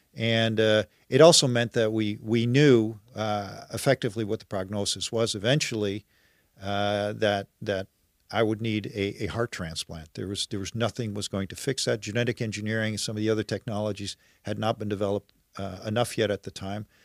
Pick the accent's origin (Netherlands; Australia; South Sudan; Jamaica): Netherlands; now in Oakville, Canada; I'm originally from the Netherlands